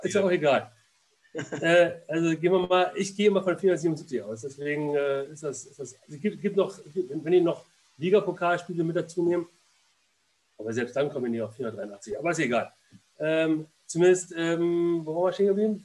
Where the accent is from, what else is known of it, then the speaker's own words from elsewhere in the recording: Berlin, Germany; moved away as an adult; now in Leverkusen, Germany; bin in Berlin geboren, war aber nie Großstadtmensch und ähm, ich mag Berlin nur, weil es meine Heimatstadt ist